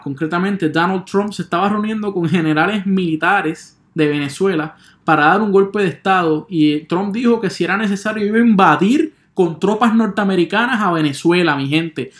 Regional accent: Puerto Rico; yo soy un puertorriqueño

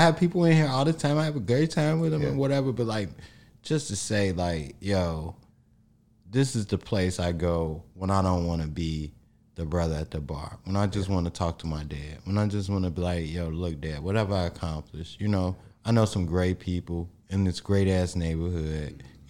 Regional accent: Harvey, Illinois, United States; I grew up in Harvey, so like my taste of like the 19th Ward was going to the Evergreen Plaza

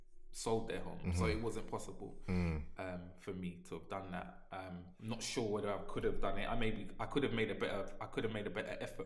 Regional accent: London, United Kingdom; the house that I grew up in, my parents purchased it the year I was born.

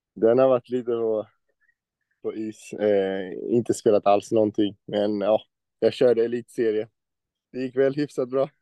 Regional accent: Växjö, Kronoberg County, Sweden; moved away; Jag är från Växjö

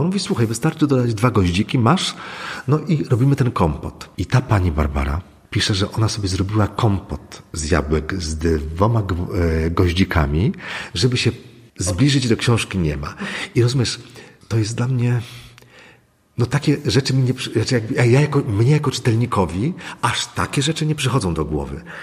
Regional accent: Złotoryja, Lower Silesian Voivodeship, Poland; ja się wychowałem mm, w maleńkiej miejscowości Złotoryja

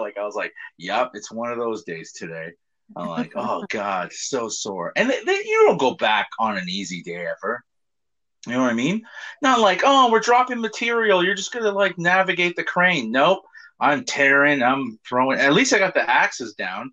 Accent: Hamilton, Ontario, Canada; Hamilton, my hometown

